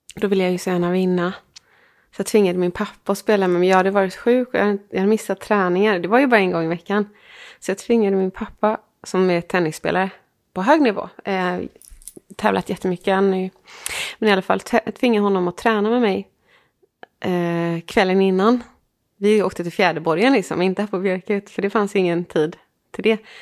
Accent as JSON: {"language": "Swedish", "country": "Sweden", "said": "Jag är från eh, Sweden"}